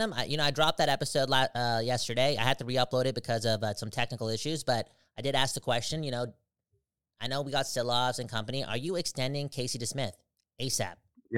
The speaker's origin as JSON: {"language": "English", "country": "Canada", "said": "I'm Canadian. I am Canada"}